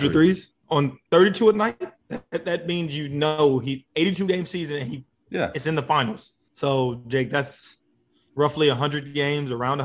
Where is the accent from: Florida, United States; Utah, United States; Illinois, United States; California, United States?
Illinois, United States; Chicago; I'm also from Chicago